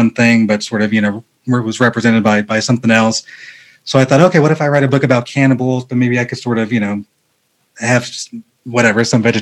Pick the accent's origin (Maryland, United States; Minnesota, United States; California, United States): California, United States; Rancho Cucamonga; I grew up in a city called Rancho Cucamonga